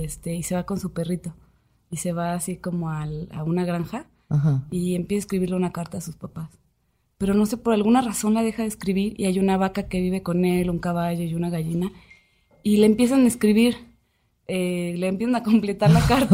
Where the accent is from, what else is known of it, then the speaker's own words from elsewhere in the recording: Aguascalientes, Mexico; moved away; yo soy de Aguascalientes